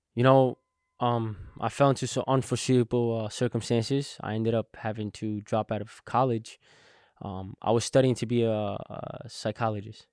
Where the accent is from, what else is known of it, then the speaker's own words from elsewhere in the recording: Englewood, New Jersey, United States; I was born in Inglewood, New Jersey